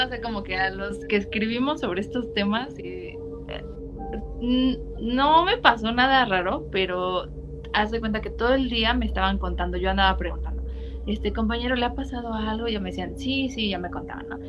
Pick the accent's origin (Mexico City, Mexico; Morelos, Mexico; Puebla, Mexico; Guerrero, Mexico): Morelos, Mexico; Cuautla; yo cuando era niña vivíamos en Cuautla, era una zona semi rural